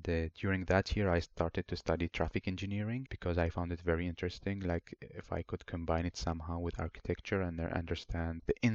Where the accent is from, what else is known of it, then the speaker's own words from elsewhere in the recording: Helsingborg, Skåne, Sweden; so, back to my story. I grew up here in Helsingborg. I made great friends uh, from different nationalities, which is really great because back home we just